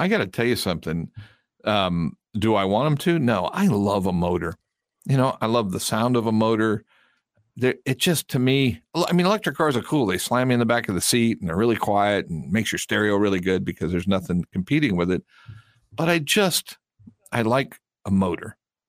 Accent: South Carolina, United States; accent: Henry McMaster accent; I usually use my Henry McMaster accent. Because I'm from South Carolina.

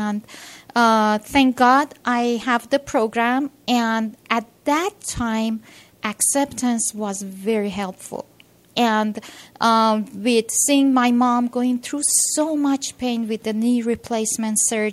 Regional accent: Iran; now in United States; originally I'm from Iran.

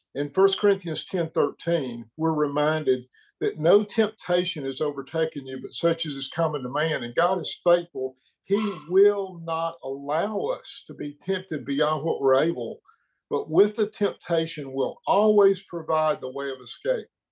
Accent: Birmingham, Alabama, United States; now in Tennessee, United States; I'm actually in Tennessee, but I'm from Birmingham.

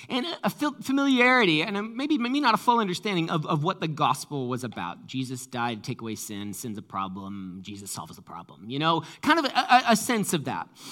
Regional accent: New England, United States; moved away; I came from New England

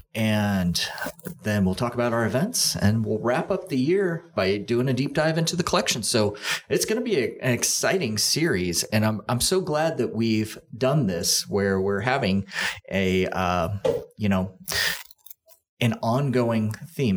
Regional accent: Olathe, Kansas, United States; I grew up in Olathe, which is 151st Street

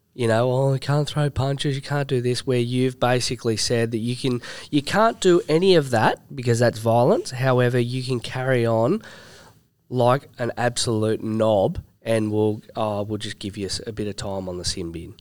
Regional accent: New South Wales, Australia; born and raised and absolutely cherishes the fact that I'm from New South Wales

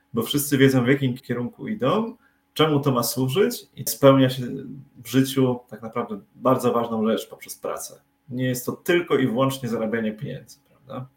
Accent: Tricity, Pomeranian Voivodeship, Poland; jesteśmy z Trójmiasta

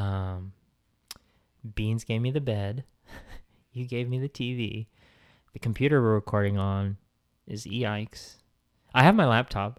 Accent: the Bay Area, California, United States; moved away as an adult; now in Southern California, United States; I'm from the Bay. Those are my roots

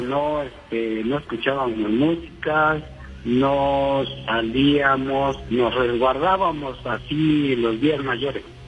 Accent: Huatulco, Oaxaca, Mexico; now in Cuautitlán Izcalli, Mexico; yo vengo de un rancho, por Huatulco, de Huatulco, de Valle de Huatulco

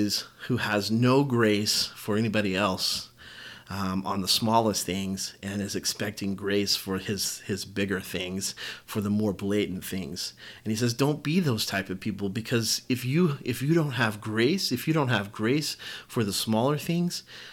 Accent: the South, United States; especially in my background, especially growing up in the South, in the Baptist tradition.

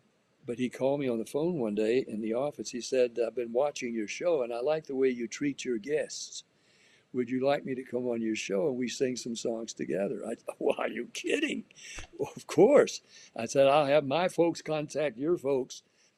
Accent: Nashville, Tennessee, United States; also born or lived in Florida; Look, I grew up in the South. I was born in Florida, raised in Nashville.

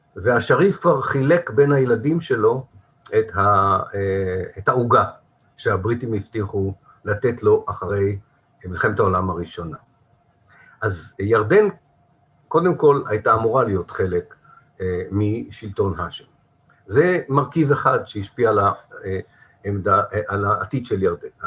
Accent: Haifa, Haifa District, Israel; now in Kiryat Tivon, Israel; כחיפאי, כן, אני היום בטבעון, אבל אני במקור חיפאי

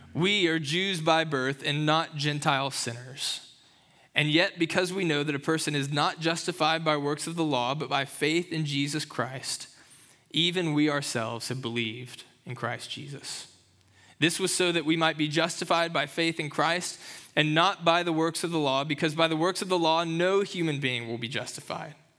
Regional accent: Kentucky, United States; moved away; growing up in Kentucky

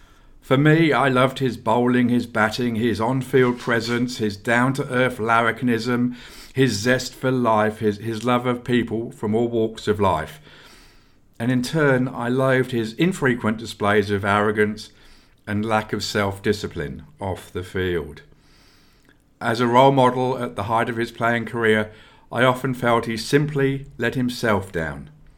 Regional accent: England, United Kingdom; who I also had the privilege of watching live, this time when growing up in England.

